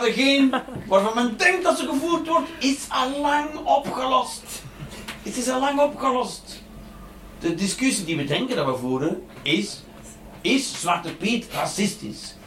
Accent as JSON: {"language": "Dutch", "region": "Flanders", "country": "Belgium"}